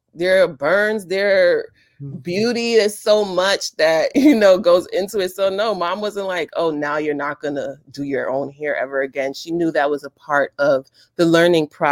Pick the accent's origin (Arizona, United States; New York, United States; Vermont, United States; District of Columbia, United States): New York, United States; New York City; I'm from East New York, Brooklyn